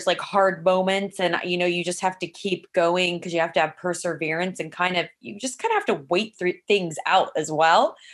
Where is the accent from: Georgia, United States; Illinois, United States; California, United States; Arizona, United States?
California, United States; San Luis Obispo; also born or lived in Los Angeles; I grew up in San Luis Obispo, California